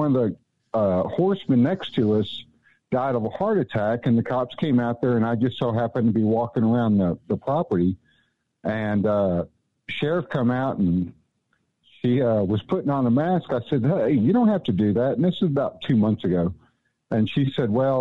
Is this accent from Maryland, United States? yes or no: no; Ennis, Texas, United States; moved away; I'm originally from Ennis, Texas, just south of Dallas, and I grew up there, graduated there and everything